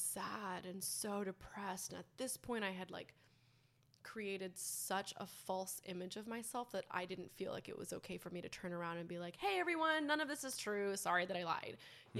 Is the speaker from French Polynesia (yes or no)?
yes; French Polynesia; born there; I was born in Tahiti. My biological father passed away when I was 6 months old.